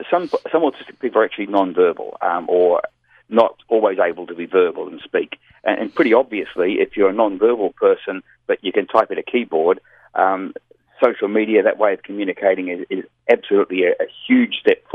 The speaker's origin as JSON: {"language": "English", "country": "New Zealand", "moved": "yes", "lives_now": "Australia", "said": "Yeah, I moved from New Zealand to Australia."}